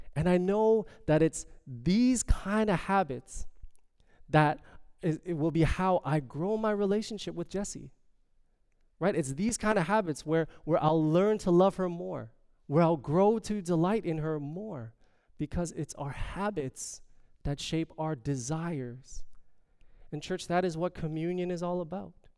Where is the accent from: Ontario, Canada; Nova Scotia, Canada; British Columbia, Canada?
Ontario, Canada; Toronto; I am from Toronto. I am from as they call it, the six.